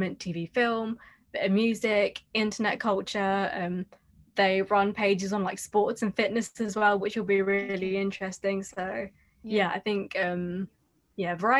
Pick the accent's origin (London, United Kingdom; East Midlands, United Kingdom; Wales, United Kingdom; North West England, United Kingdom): London, United Kingdom; Hounslow; I grew up in Hounslow East, literally by the train station